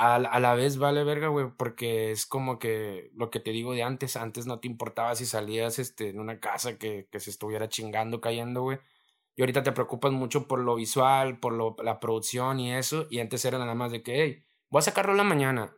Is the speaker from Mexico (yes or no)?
yes; Reynosa, Tamaulipas, Mexico; donde yo vengo del Almaguer, de la colonia Almaguer, fraccionamiento Reynosa